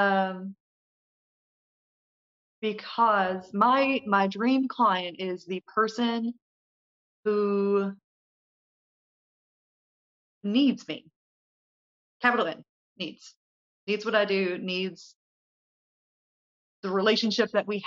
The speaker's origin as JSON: {"language": "English", "region": "Kentucky", "country": "United States", "said": "Kentucky is home. This is where my roots are."}